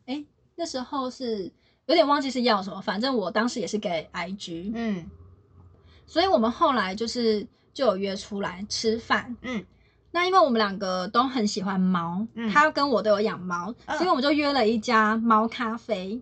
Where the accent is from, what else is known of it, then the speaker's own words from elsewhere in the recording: Taiwan; 对啊，这里是台湾， 对 我是台